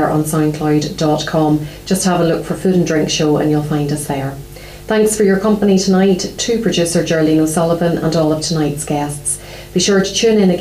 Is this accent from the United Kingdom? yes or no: yes; Ballymena, Northern Ireland, United Kingdom; moved away; my hometown